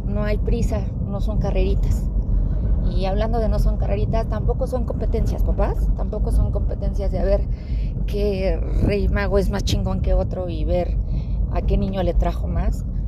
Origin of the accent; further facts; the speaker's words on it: Mexico City, Mexico; now in Aguascalientes, Mexico; ya que vivimos en Aguascalientes, pero crecimos en Ciudad de México